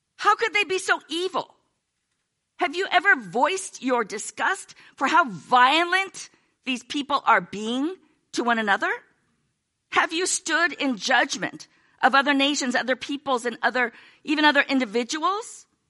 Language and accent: English; United States; we're American